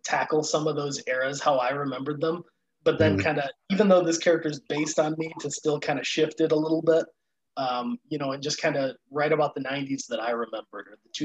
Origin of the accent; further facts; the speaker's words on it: Chicago, Illinois, United States; I'm from Chicago area.